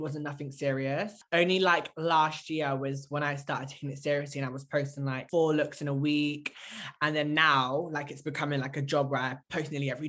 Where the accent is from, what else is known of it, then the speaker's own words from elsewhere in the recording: Cornwall, South West England, United Kingdom; moved away as an adult; now in London, United Kingdom; I grew up in Cornwall.